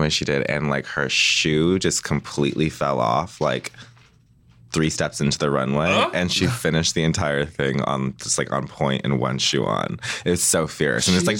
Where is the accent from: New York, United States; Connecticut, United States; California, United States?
California, United States; Redlands; also born or lived in Chicago, Illinois / Culver City, California; I grew up in California, in Redlands, California. And then when season 8 started, I moved to Chicago and I lived there for 3 years. And I just moved back, but I've never lived in LA. So I just moved to Culver City about two months ago.